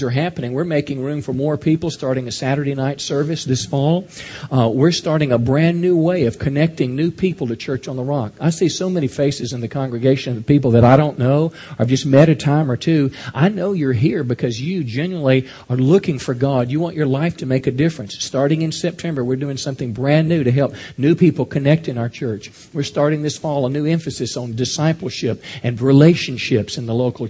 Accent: United States; as American people

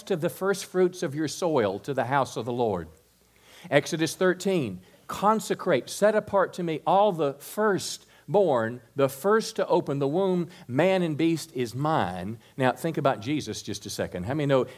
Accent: United States; particularly as an American Christian

